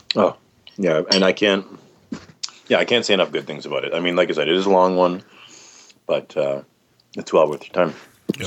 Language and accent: English; Canada; being Canadian